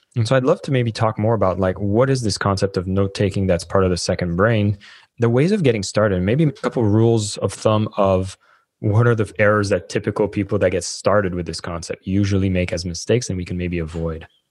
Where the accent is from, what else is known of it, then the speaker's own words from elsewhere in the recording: Canada; moved away; I'm Canadian